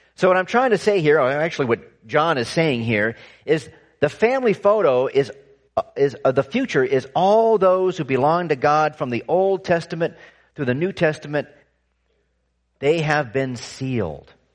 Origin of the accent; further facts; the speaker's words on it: California, United States; I was growing up in California